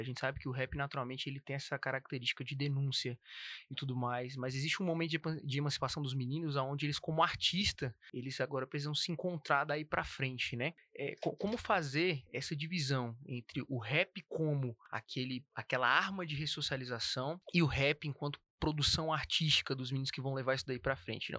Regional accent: Ceilândia, Federal District, Brazil; venho da Ceilândia

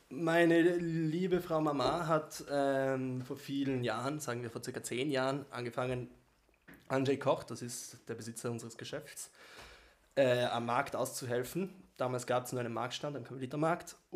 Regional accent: Ticino, Switzerland; Tessiner, ne? Ich bin aus dem Tessin.

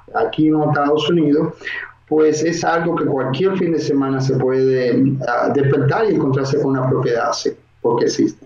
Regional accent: Dominican Republic; moved away as an adult; now in Miami, United States; soy oriundo de la República Dominicana

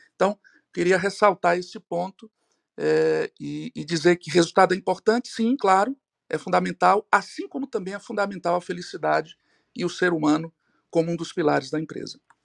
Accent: Ceará, Brazil; aqui em Fortaleza, eu sou aqui do Ceará

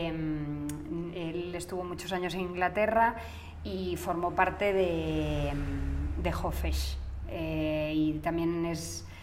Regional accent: Galicia, Spain; vamos a decir, brasileño, aunque somos gallegos

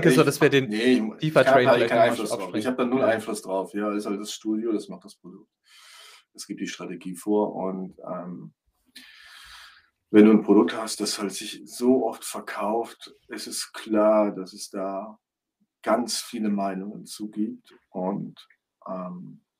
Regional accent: Düren, North Rhine-Westphalia, Germany; Die sind in Köln, ich komme aus Düren, das liegt ungefähr 40, 50 Kilometer von Köln entfernt.

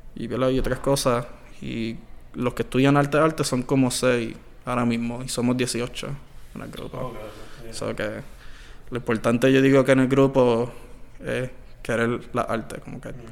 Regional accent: Añasco, Puerto Rico; yo soy de Añasco

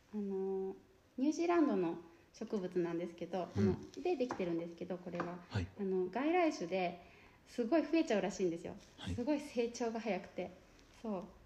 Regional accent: Ōkuwa, Nagano, Japan; now in Shiojiri, Japan; 私はあの出身がの木曽郡の大桑村なんですけど、野尻で

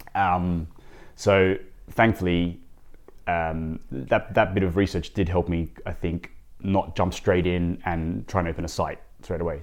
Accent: Sydney, New South Wales, Australia; moved away as an adult; now in London, United Kingdom; I, I grew up in Sydney

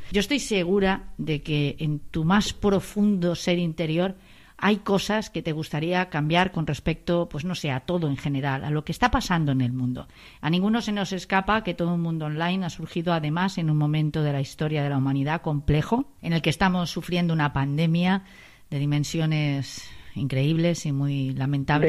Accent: Spain; Los españoles también somos así

